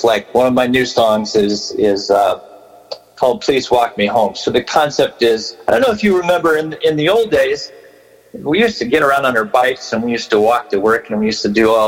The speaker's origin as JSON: {"language": "English", "town": "Riverside", "region": "California", "country": "United States", "tie": "born or raised there", "also_born_or_lived": "Berkeley, California / Napa, California"}